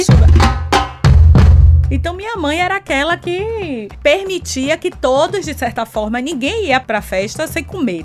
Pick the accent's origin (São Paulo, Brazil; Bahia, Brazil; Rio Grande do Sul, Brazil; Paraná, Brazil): Bahia, Brazil; Salvador; eu cresci no Imbuí, e lá no Imbuí, nós sempre tivemos tradição em torno de festas